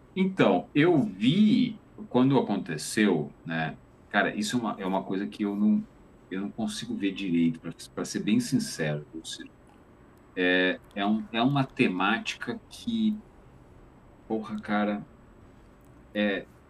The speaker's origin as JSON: {"language": "Portuguese", "town": "Juiz de Fora", "region": "Minas Gerais", "country": "Brazil", "tie": "born or raised there", "also_born_or_lived": "Tapetininga", "moved": "yes", "said": "eu nasci em Tapetininga, mas eu passei a minha, a minha adolescência em Juiz de Fora"}